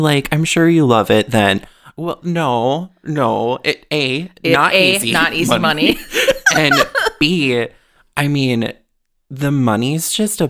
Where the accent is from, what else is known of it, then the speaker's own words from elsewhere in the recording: Wisconsin, United States; also born or lived in Michigan / Minnesota; I was born in Upper Peninsula, Michigan. Grew up moving town to town to town within Wisconsin, or started in Michigan, moved a bunch in Wisconsin, then finally landed in Minnesota in 2004.